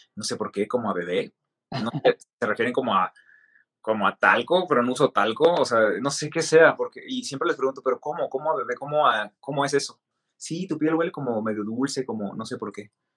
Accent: Mexicali, Baja California, Mexico; soy mexicano de Baja California, de Mexicali

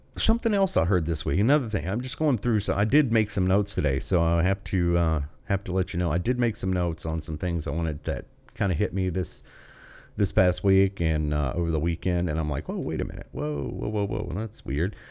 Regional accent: United States; as an American

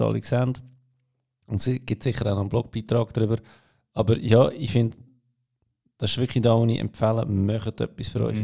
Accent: Switzerland; als Schweizer

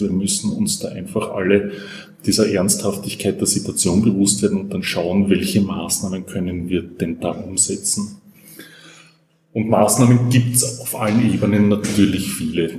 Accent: Austria; bei uns in Österreich

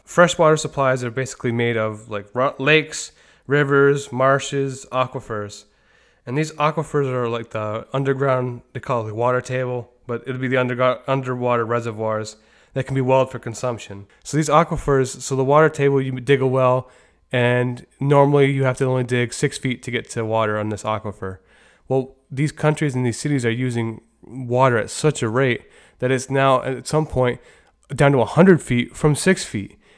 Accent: New York, United States; in my hometown of New York

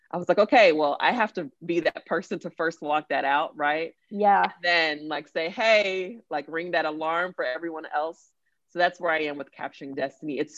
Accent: Nigeria; earlier I talked about being Nigerian and I love my culture

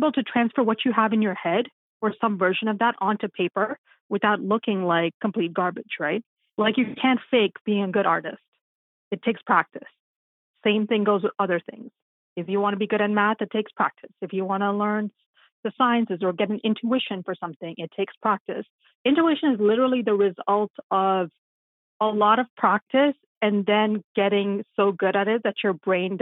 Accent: Nairobi, Kenya; moved away; when I was in school in Nairobi, which is my hometown, Nairobi, Kenya is where I'm from

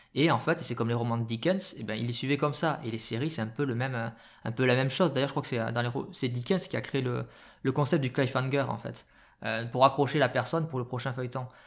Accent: France; chez nous en France

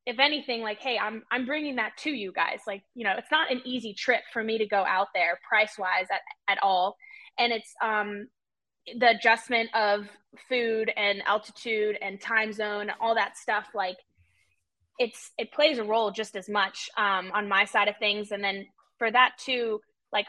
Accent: United States; also born or lived in South Africa; now in Charlotte, United States; I like grew up in America

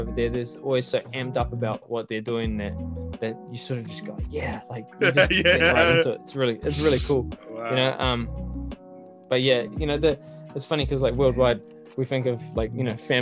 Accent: Auckland, New Zealand; also born or lived in Henderson; born and raised in Auckland, bro. Grew up in Avondale.

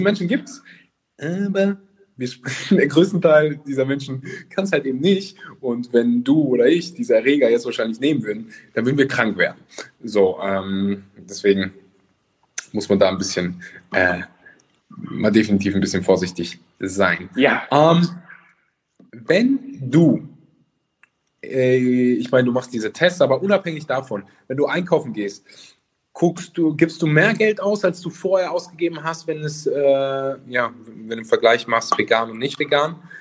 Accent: Cologne, North Rhine-Westphalia, Germany; Ich komme nämlich auch aus Köln

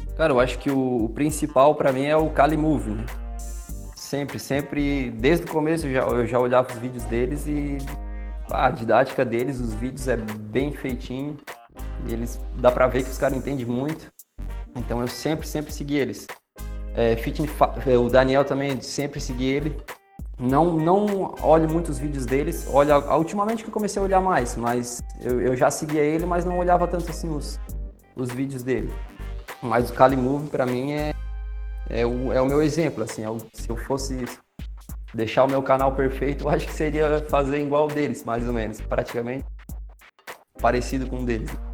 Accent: Criciúma, Santa Catarina, Brazil; Eu sou natural de Criciúma

